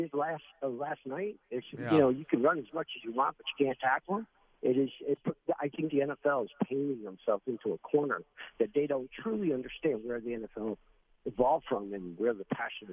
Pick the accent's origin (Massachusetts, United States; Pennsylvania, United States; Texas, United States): Massachusetts, United States; Springfield; I'm from Springfield, Mass, and they had a huge Armory there in Springfield, Mass.